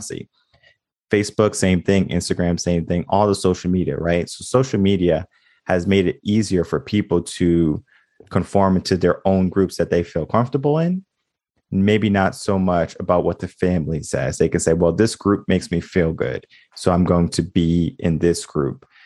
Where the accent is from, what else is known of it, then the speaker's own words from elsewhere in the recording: Connecticut, United States; now in Austin, United States; I'm from Connecticut originally